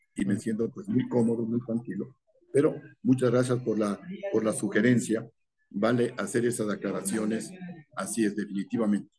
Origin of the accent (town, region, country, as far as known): Ecuador